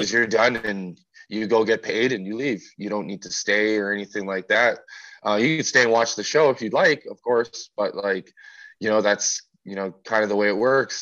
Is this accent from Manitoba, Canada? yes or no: yes; Winnipeg, Manitoba, Canada; I'm from Winnipeg